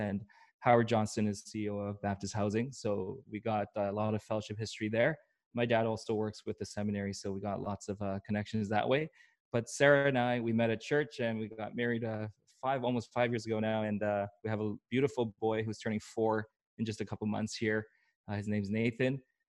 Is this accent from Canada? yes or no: yes; Vancouver, British Columbia, Canada; also born or lived in Seoul, South Korea / Atlanta, United States / Tampa, United States; I grew up here in Vancouver, but I also moved around tons.